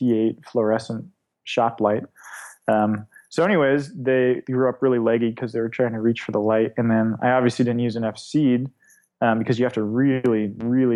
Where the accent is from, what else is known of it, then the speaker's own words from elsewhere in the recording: Davis, California, United States; moved away as an adult; also born or lived in Sweden / Edinburgh, Scotland / Portland; Davis, California. So just right between Lake Tahoe and San Francisco in the valley right there